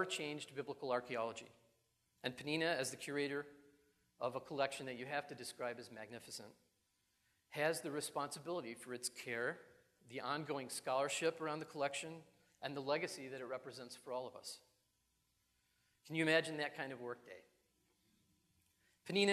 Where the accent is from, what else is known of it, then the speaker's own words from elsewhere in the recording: Buffalo, New York, United States; I grew up in New York, not the city, but in upstate Buffalo